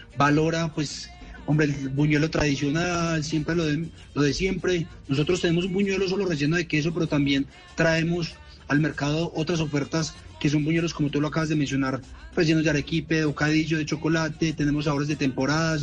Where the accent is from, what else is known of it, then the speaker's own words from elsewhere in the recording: Manizales, Caldas, Colombia; accent: paisa; yo soy de Manizales.